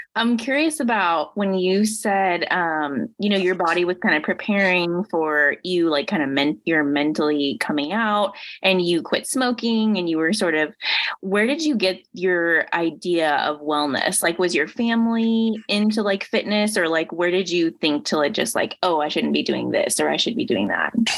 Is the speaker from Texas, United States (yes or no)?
no; Indiana, United States; moved away; I grew up in Indiana